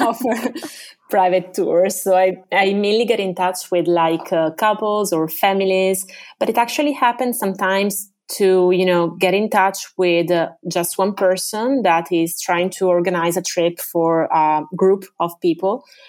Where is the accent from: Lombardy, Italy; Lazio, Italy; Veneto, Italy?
Veneto, Italy; Venice; English is a second language; I am originally from Venice. Uh, I was born in the northern district of the city, Canaleggio